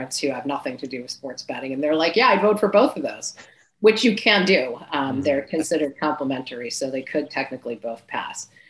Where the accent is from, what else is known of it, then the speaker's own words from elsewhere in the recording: New Hampshire, United States; moved away; I grew up in New Hampshire